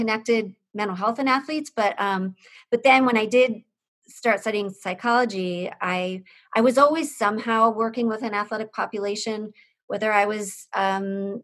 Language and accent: English; Pennsylvania, United States; moved away as an adult; also born or lived in South Bend, Indiana; I grew up in Pennsylvania